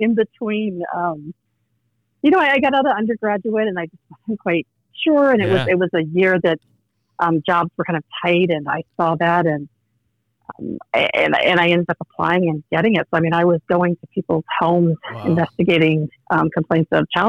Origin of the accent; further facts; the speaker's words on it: Indianapolis, Indiana, United States; moved away as an adult; now in Omaha, United States; I grew up in Indiana, actually. So okay. Still Midwest, but Indianapolis, Indiana